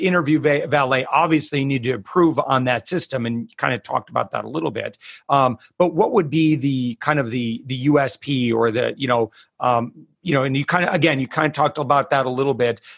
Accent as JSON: {"language": "English", "town": "Plainwell", "region": "Michigan", "country": "United States", "said": "Technically north of Kalamazoo. So a little town called Plainwell"}